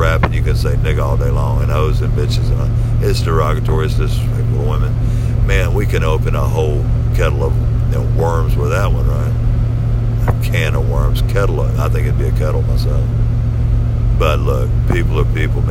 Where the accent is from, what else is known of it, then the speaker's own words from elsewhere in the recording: Memphis, Tennessee, United States; I grew up in Memphis